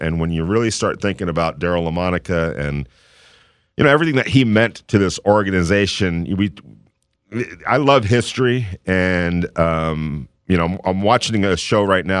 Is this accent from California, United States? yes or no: yes; Ventura, California, United States; born or raised there